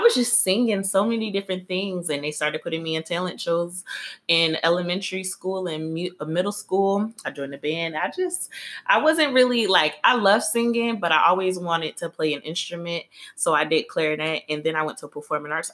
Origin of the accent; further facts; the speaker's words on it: Detroit, Michigan, United States; now in Atlanta, United States; I am from Detroit, but I represent both Detroit and Atlanta because that's where I'm currently living.